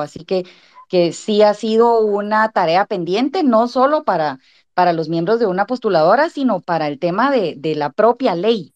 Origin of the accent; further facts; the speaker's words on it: Guatemala; quisiéramos perfeccionar y aportar como guatemaltecos